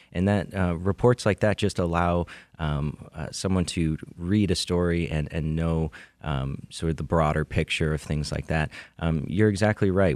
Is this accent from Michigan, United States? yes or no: yes; Macomb County, Michigan, United States; I grew up in Macomb County